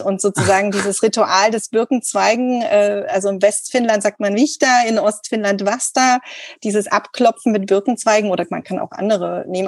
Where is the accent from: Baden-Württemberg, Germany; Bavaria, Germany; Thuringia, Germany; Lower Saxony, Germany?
Thuringia, Germany; moved away as an adult; also born or lived in Rauma, Finland; ich komme aus Thüringen